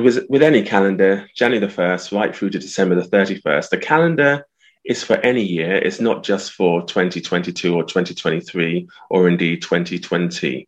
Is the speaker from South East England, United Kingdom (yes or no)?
yes; Southampton, South East England, United Kingdom; I was born in the early 60s in Southampton